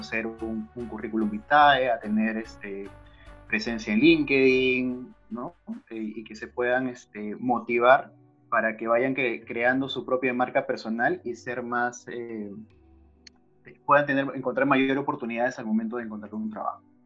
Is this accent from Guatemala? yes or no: no; Peru; somos, somos peruanos, somos peruanos.